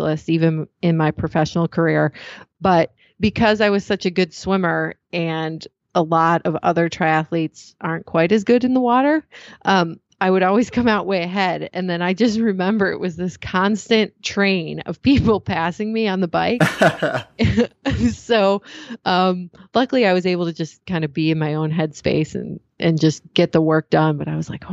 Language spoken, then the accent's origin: English; Michigan, United States; moved away as an adult; also born or lived in Chicago; now in Napa, United States; I grew up in Michigan